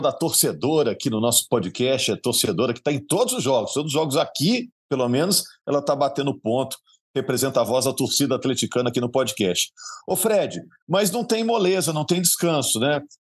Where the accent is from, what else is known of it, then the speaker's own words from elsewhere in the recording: Minas Gerais, Brazil; A gente, como mineiro